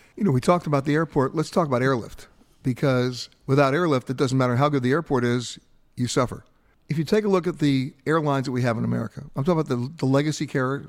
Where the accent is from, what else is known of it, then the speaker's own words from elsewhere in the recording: Long Island, New York, United States; I was growing up on the East Coast in Long Island on the Great South Bay